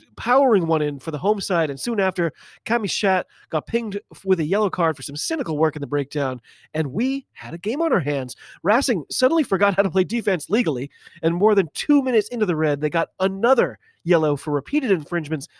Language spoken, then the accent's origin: English; United States; I'm an American rugby fan